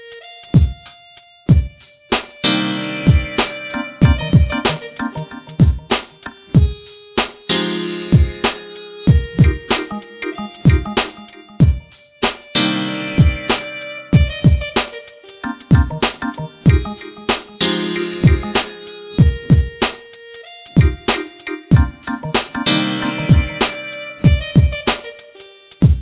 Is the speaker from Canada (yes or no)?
no; New Jersey, United States; I grew up in South Jersey